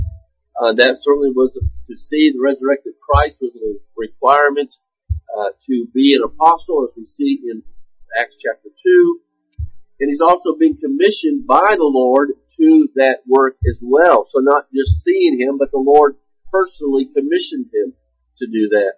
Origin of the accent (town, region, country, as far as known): United States